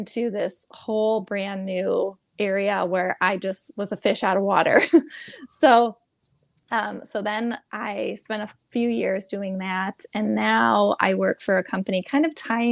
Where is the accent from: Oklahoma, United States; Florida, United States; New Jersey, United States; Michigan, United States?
Michigan, United States; also born or lived in California; I moved away from Michigan, is where I am from